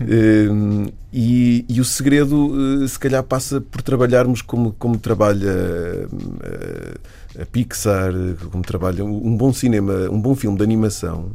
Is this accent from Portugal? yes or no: yes; Viseu, Portugal; moved away as an adult; also born or lived in Aveiro; Eu sou de Viseu e comecei a fazer teatro amador aos 15 anos